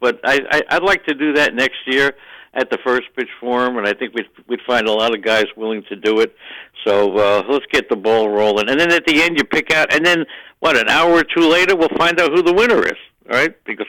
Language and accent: English; New York City, New York, United States; I grew up in Queens, New York